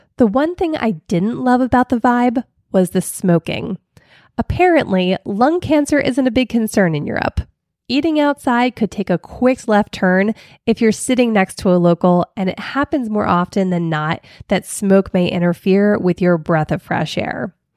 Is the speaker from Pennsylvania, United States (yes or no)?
yes; Philadelphia, Pennsylvania, United States; I'm from Philly